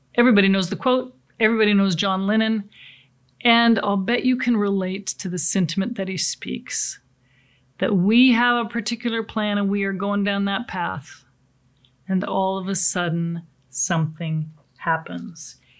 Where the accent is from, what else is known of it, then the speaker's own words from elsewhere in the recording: Pacific Northwest, United States; I come from the Pacific Northwest, uh, beautiful lakes, lots of sailing there